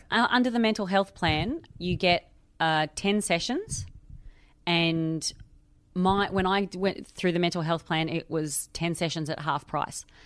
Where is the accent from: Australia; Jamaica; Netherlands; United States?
Australia; now in London, United Kingdom; I am Australian. I live in London